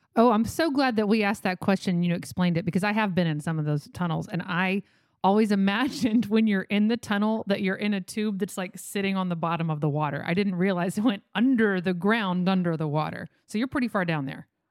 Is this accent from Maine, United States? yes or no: no; Texas, United States; I'm from Texas.